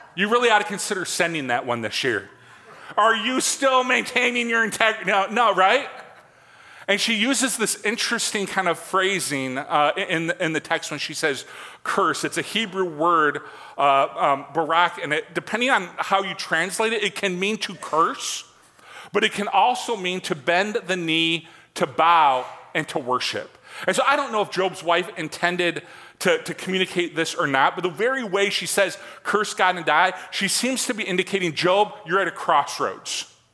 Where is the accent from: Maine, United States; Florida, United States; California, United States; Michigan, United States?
Michigan, United States; I am from Michigan.